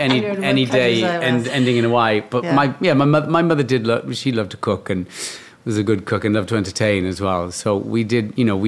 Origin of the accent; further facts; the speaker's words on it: Cardiff, Wales, United Kingdom; In Cardiff, in Wales